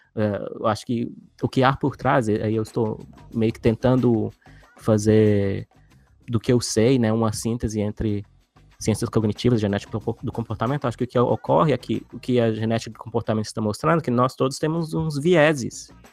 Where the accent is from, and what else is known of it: Brazil